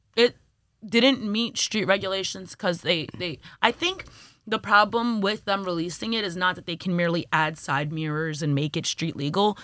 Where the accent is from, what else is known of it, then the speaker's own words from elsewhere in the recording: New York City, New York, United States; also born or lived in Jamaica, Queens / Flatbush, Brooklyn; I'm from Brooklyn, New York, born and raised more or less